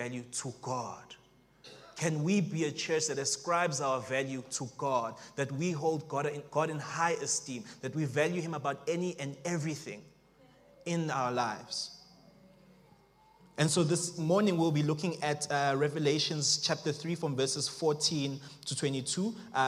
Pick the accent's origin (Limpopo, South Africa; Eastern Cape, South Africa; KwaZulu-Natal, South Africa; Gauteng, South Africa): Gauteng, South Africa; Springs; also born or lived in Johannesburg; now in Pretoria, South Africa; originally, I am from Springs